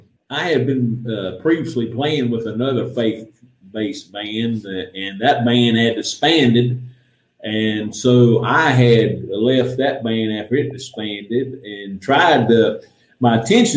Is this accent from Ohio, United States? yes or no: no; Kannapolis, North Carolina, United States; And I'm from Kannapolis, North Carolina.